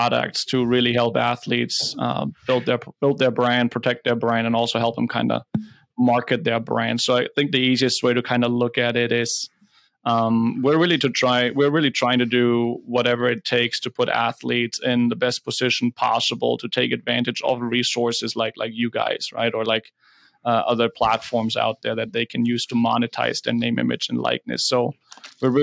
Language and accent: English; Germany; accent: German; moved away as an adult; also born or lived in Nebraska; From Germany. Can't hide the accent.